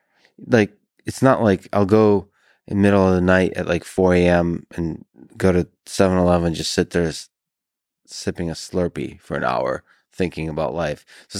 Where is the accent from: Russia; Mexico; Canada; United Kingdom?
Russia; So I grew up in Russia and experienced a lot of New Year's in Russia.